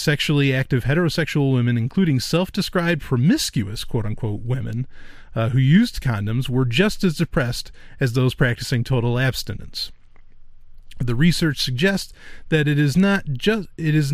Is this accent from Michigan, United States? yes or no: no; New York, United States; I am from New York